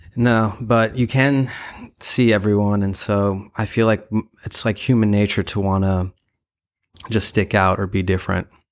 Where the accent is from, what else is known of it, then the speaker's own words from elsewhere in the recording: New York, United States; also born or lived in Ukraine; I was born in Ukraine, and I grew up in Bryan Beach, Brooklyn, New York. Uh, I moved to New York when I was two years old